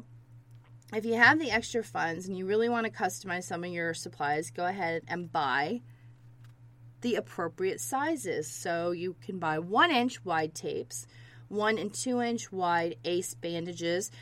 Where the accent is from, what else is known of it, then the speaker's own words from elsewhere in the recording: Georgia, United States; I grew up in Georgia